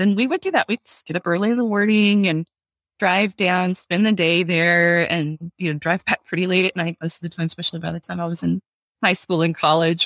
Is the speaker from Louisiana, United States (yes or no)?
yes; Baton Rouge, Louisiana, United States; I grew up in Baton Rouge